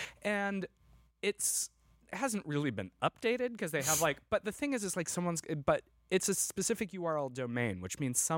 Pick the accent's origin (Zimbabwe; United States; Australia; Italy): United States; Southwest; And I grew up in the Southwest.